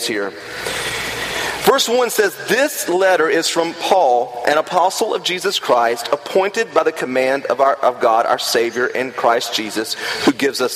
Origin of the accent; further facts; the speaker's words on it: the South, United States; I grew up in the South